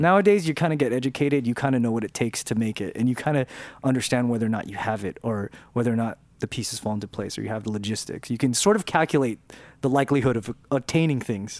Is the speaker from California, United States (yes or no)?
yes; Downey, California, United States; accent: Mexican; for several years growing up, I spoke with a Mexican accent because I was from, 'cause I was from Downey